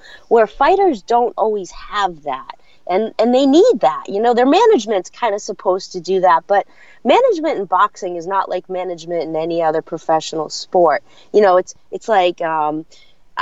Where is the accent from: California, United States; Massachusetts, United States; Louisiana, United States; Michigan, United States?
Massachusetts, United States; Boston; I grew up in Boston